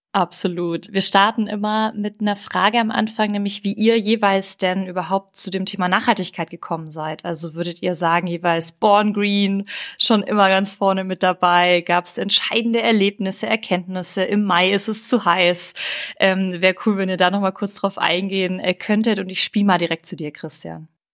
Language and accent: German; Ulm, Baden-Württemberg, Germany; ich komme ja aus Ulm und am Wochenende sehe ich meine Familie